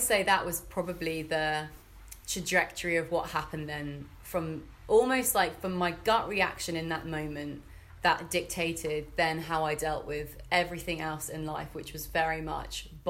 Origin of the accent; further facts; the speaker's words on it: Fleet, South East England, United Kingdom; moved away as an adult; now in Bristol, United Kingdom; I'm originally from Fleet in Hampshire